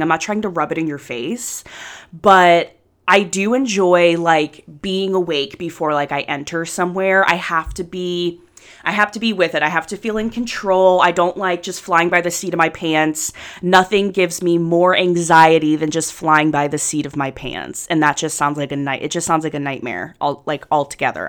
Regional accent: Anderson Township, Ohio, United States; growing up in Anderson

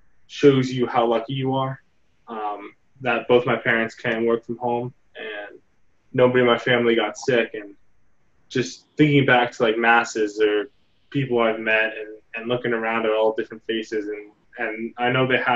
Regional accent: Montgomery, New Jersey, United States; So Montgomery has been kind of my home for my childhood.

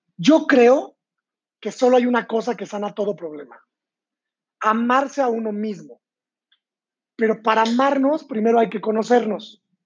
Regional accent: San Luis Potosí, Mexico; moved away as an adult; also born or lived in London; Yo nací en San Luis Potosí, México, hace 30 años

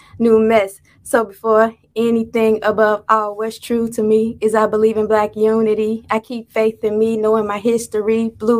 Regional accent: Chicago, Illinois, United States; I am from Chicago.

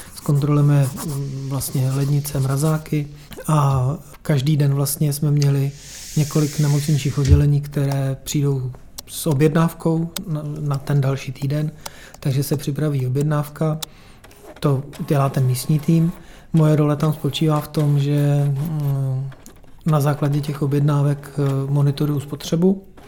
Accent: Czechia; u nás v Čechách

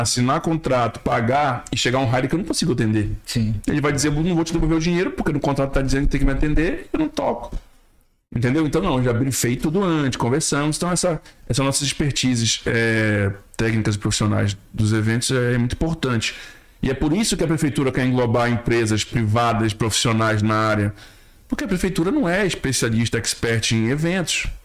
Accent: Belém, Pará, Brazil; now in Manaus, Brazil; sou de Belém, de, do Pará

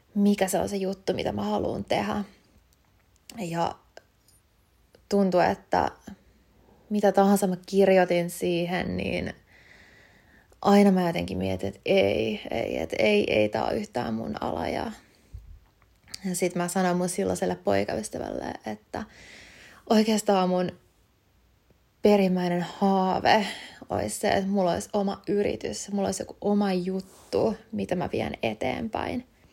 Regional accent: Kotka, Kymenlaakso, Finland; moved away as an adult; now in Helsinki, Finland; mä oon alun perin Kotkasta kotoisin, eli kuitenkin täältä Etelärannikon puolelta

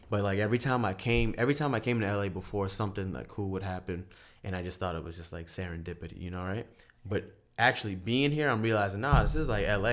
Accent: Charleston, South Carolina, United States; also born or lived in San Francisco, United States; now in Los Angeles, United States; I'm from Charleston, South Carolina

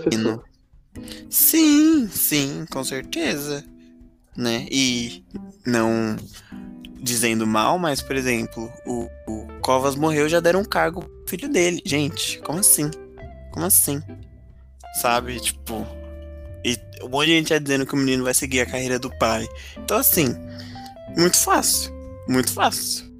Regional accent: Brazil; todos nós, né, que somos brasileiros

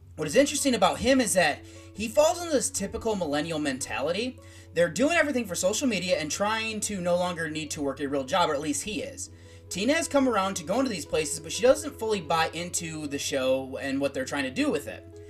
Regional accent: United States

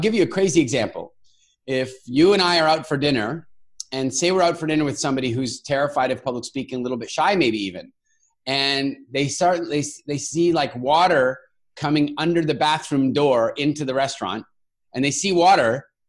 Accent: Canada; also born or lived in South Africa / Cork, Ireland; You know, I'm a South African born, Canadian raised, global citizen that's lived all over the world, including in, as I mentioned, in Cork, Ireland

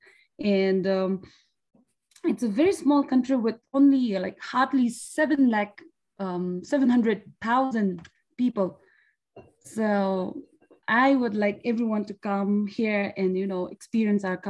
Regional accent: Bhutan; from Bhutan

